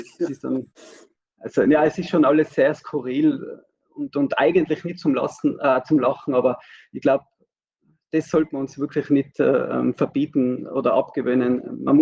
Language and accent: German; Tyrol, Austria; ich als Tiroler bin ja betroffen